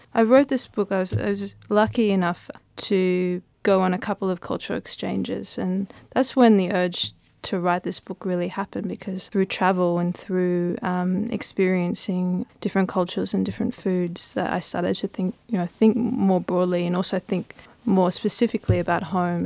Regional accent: Brisbane, Queensland, Australia; we grew up in Brisbane

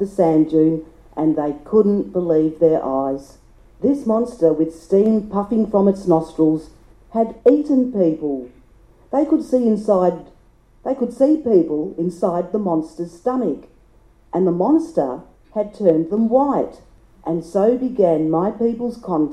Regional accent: Maralinga, South Australia, Australia; also born or lived in Ooldea; my traditional homelands

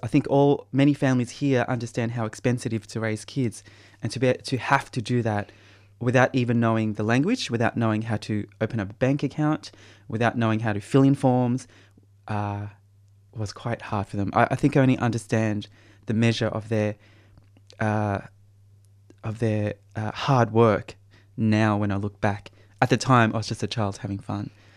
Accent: Australia; being born in prison and, uh, growing up in Australia with my parents struggling to support all, all our kids

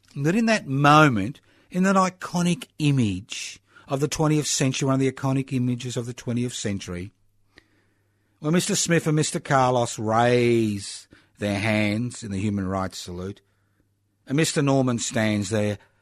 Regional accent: Queensland, Australia; now in Victoria, Australia; where I came from, which was, I was born in Queensland, but that's another story during the Bjalke Peters era, where I, uh, was a refugee

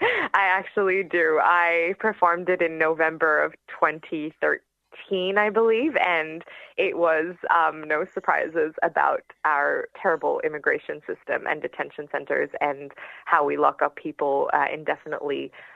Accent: Lebanon; And so growing up in Lebanon and through the civil war, I think left quite a lot of psychological scars

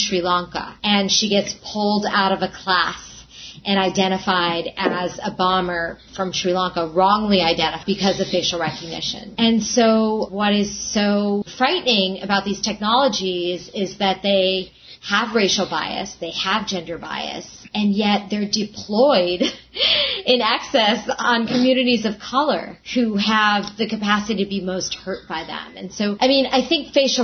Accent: New York, United States; I'm a New Yorker

